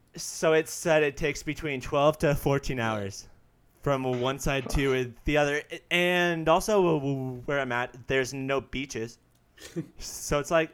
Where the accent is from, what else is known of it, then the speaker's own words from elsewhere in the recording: United States; it's great being an American